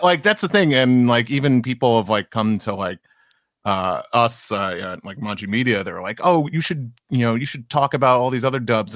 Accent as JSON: {"language": "English", "town": "New York City", "region": "New York", "country": "United States", "said": "as a New Yorker too"}